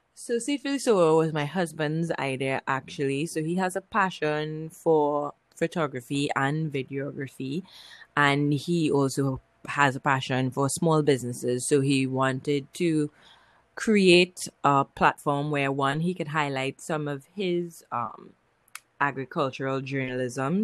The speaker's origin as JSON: {"language": "English", "country": "Trinidad & Tobago", "said": "I'm from Trinidad and Tobago in the Caribbean."}